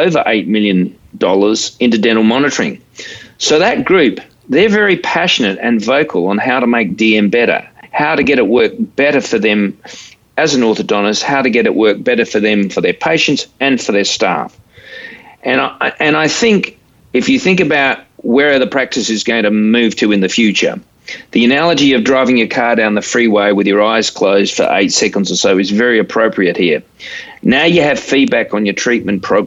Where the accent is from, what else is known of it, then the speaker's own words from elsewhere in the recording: Australia; I'm an Australian